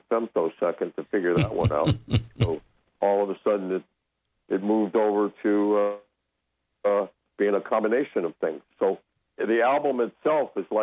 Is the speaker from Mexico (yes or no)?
yes; Mexico City, Mexico; moved away; I grew up in Mexico City